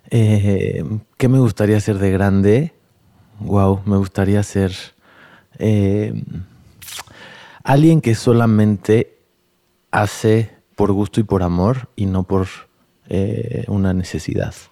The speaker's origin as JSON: {"language": "Spanish", "region": "Mexico City", "country": "Mexico", "lives_now": "San Agustinillo, Mexico", "said": "tengo 41 años, soy de la Ciudad de México, pero estoy viviendo entre la costa de Oaxaca, en San Agustinillo, y la Ciudad de México."}